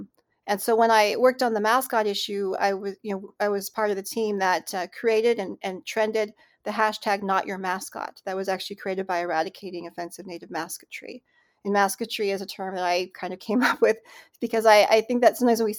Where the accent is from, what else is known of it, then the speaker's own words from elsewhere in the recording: Cleveland, Ohio, United States; born there; I was born in Cleveland, Ohio. My parents met there through a program called Relocation, which was an initiative by Congress in the mid-20th century to basically terminate tribes politically and then to relocate the young people to urban centers like Cleveland.